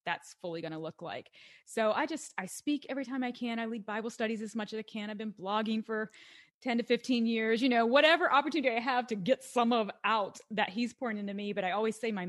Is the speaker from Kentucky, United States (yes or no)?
yes; Western Kentucky, United States; moved away as an adult; also born or lived in Washington, D.C.; originally I'm from Western Kentucky